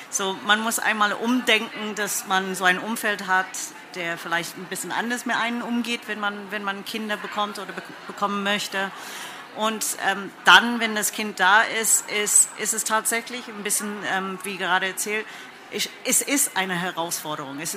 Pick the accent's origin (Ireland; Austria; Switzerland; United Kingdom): United Kingdom; England; German is a second language; now in Germany; ich komme aus England, wie man das vielleicht hört.